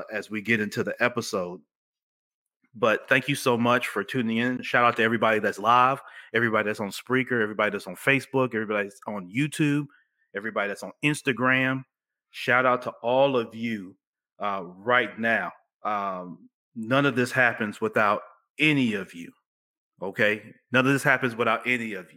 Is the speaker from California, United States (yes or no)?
no; Memphis, Tennessee, United States; also born or lived in Chicago, Illinois; I'm a kid from the Orange Mound section of Memphis, which is kind of southeast Memphis